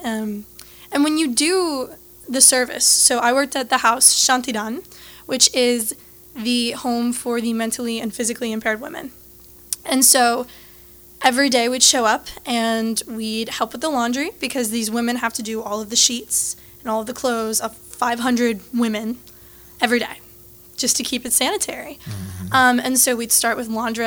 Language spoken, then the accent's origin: English; Lafayette, Louisiana, United States; I was born and raised in Lafayette